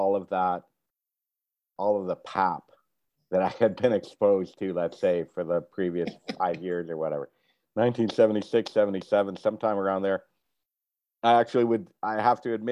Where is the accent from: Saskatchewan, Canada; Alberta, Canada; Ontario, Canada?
Ontario, Canada; Windsor; I grew up in Windsor here in the shadow of Detroit